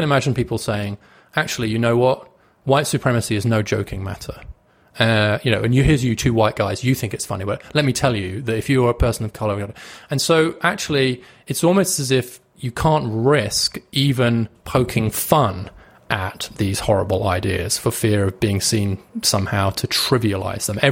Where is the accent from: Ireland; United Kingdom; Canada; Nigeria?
United Kingdom; I'm British